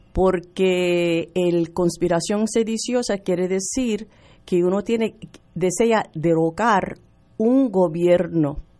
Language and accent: Spanish; Chicago, Illinois, United States; Yo nacida y criada en, en Chicago